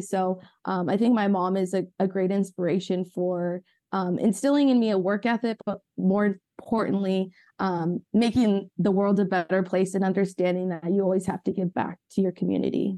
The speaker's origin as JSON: {"language": "English", "area": "Ventura County", "region": "California", "country": "United States", "tie": "born or raised there", "said": "I grew up in Ventura County"}